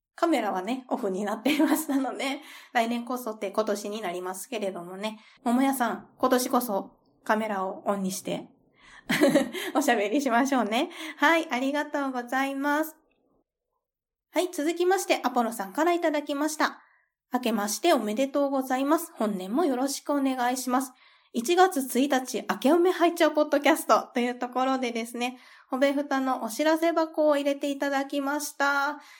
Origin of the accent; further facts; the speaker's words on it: Kansai, Japan; 私が関西出身だから